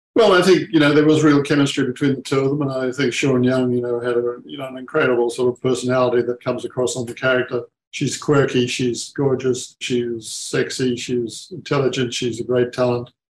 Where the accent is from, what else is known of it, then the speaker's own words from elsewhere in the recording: Australia; being as an Aussie